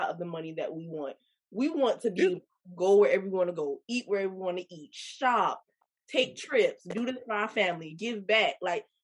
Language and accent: English; Kingstree, South Carolina, United States; I'm from King Street, South Carolina, the country